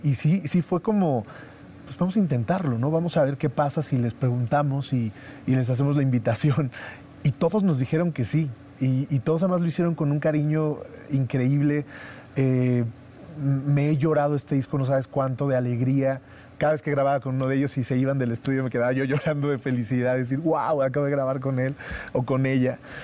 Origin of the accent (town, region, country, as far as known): Mexico